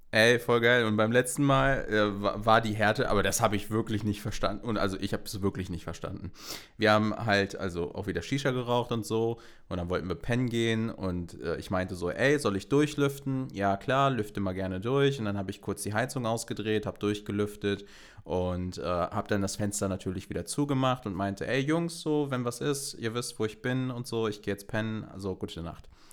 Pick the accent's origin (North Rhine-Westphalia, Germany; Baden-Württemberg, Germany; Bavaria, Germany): North Rhine-Westphalia, Germany; ich komme halt auch aus NRW